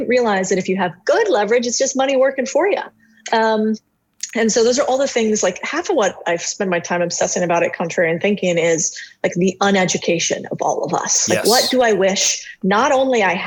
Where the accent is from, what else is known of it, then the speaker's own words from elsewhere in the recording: Phoenix, Arizona, United States; I grew up in Phoenix, Arizona.